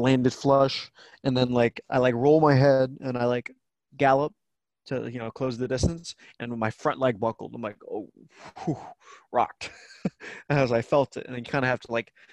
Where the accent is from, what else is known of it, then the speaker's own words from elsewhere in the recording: Tampa, Florida, United States; moved away as an adult; I kind of left Tampa as well